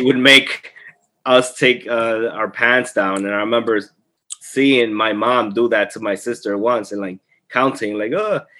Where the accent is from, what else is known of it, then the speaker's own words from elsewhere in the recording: Colombia; moved away; We were growing up in Colombia